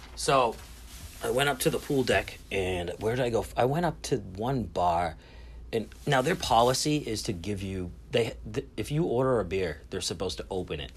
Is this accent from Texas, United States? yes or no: no; Lynn, Massachusetts, United States; I am from Lynn